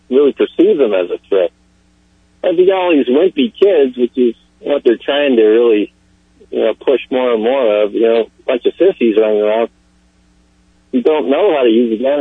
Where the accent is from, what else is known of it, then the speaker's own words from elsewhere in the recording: Pennsylvania, United States; I grew up in Pennsylvania where people were always carrying guns around.